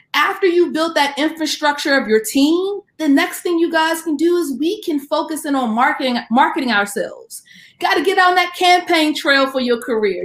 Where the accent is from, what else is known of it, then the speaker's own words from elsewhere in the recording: Washington, District of Columbia, United States; I am from the Washington, D.C. area